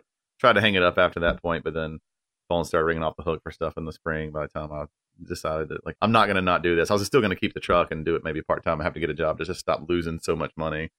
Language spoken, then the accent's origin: English; Apex, North Carolina, United States; I'm from North Carolina, like, born